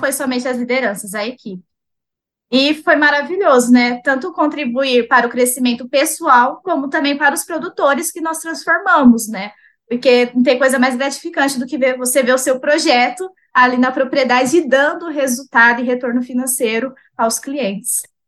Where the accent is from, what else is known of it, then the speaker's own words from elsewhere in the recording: Itaquaquecetuba, São Paulo, Brazil; also born or lived in Rio de Janeiro; eu sou de Itaquaquecetuba, São Paulo.